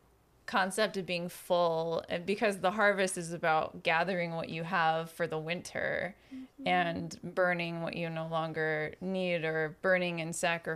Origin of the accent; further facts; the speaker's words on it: United States; I'm an American. I celebrate American Halloween